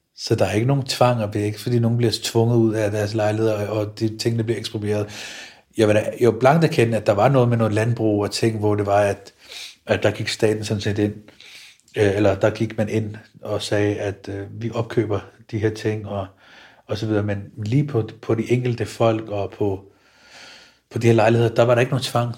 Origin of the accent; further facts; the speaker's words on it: Copenhagen, Capital Region of Denmark, Denmark; mit barndomshjem i Stengade 29. Jeg når ud på Nørrebrogade ved Elmegade. Da jeg voksede op